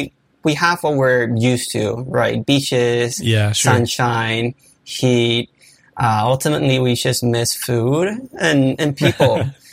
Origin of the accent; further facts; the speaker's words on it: Puerto Rico; moved away as an adult; now in Maui, United States; I'm born and raised in Puerto Rico. In short, I was working for a photography company there.